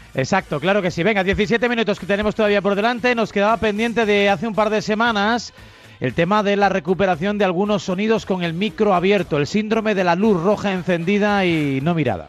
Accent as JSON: {"language": "Spanish", "region": "Galicia", "country": "Spain", "tie": "born or raised there", "also_born_or_lived": "Santa Cruz de Tenerife", "moved": "as an adult", "lives_now": "Madrid, Spain", "said": "Yo soy español, nací en Santa Cruz de Tenerife, toda una vida en Galicia y ahora pues 20 años en Madrid"}